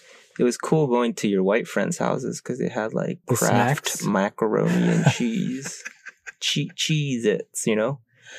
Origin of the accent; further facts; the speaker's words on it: Washington, District of Columbia, United States; also born or lived in Hakodate, Japan; I grew up in D.C.